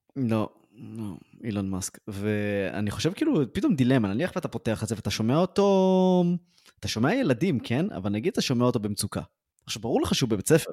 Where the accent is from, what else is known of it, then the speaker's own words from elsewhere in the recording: Ra'anana, Central District, Israel; גדלתי בשכונה קשה ברעננה